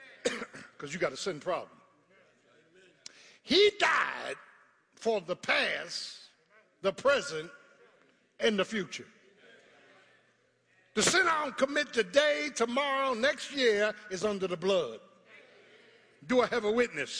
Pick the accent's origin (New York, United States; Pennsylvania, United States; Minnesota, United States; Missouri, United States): Pennsylvania, United States; Philadelphia; I'm from South Philly. I ain't from Sicklerville, I'm from South Philly